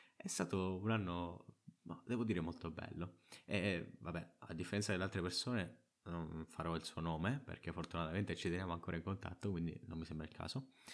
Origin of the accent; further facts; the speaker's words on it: Trapani, Sicily, Italy; arrivata alle superiori, che almeno a Trapani sono una scuola che scegli tu